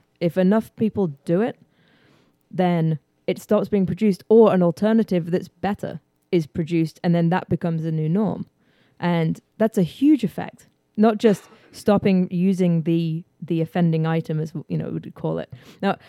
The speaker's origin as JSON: {"language": "English", "region": "England", "country": "United Kingdom", "tie": "born or raised there", "also_born_or_lived": "New York / Houston, Texas", "moved": "as an adult", "lives_now": "United States", "said": "I was born in England."}